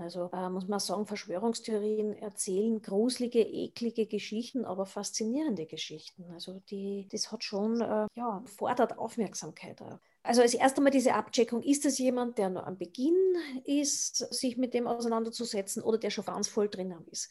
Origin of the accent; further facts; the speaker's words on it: Austria; bei uns in Österreich